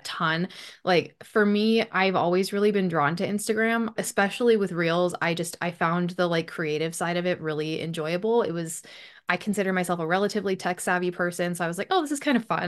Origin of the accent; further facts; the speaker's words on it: Bismarck, North Dakota, United States; moved away as an adult; now in United Kingdom; I grew up in North Dakota. I lived there for twenty-eight-ish, twenty-nine-ish years before moving here to the U K. And, yeah. My hometown is Bismarck, North Dakota